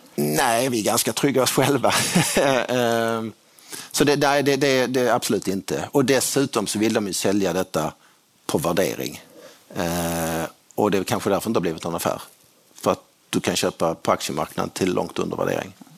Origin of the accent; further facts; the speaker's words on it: Skåne, Sweden; jag är skåning